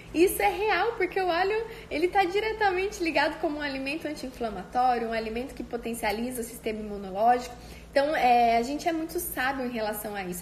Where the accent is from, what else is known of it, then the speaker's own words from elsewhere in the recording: Cândido Mota, São Paulo, Brazil; minha amiga de infância lá da minha cidade, de Cândido Mota